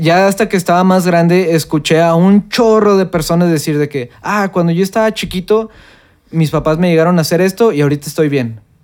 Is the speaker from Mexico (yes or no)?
yes; Mexico